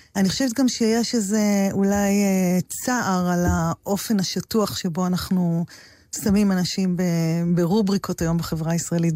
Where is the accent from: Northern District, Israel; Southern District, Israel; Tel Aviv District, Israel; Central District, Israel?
Southern District, Israel; Maslul; born or raised there